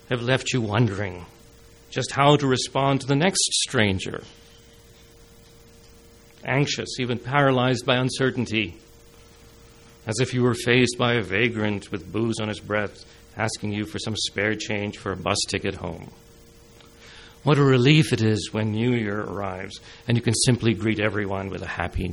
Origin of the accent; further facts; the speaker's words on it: India; now in Canada; I was born in India